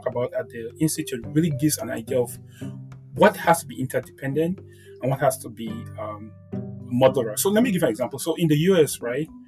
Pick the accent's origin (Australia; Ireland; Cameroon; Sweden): Cameroon; I'm now from Cameroon